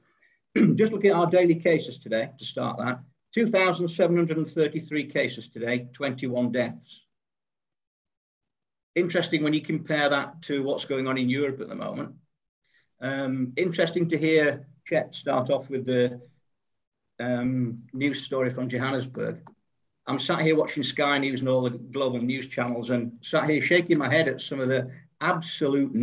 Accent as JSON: {"language": "English", "region": "England", "country": "United Kingdom", "moved": "yes", "lives_now": "South Africa", "said": "I am English, living in South Africa."}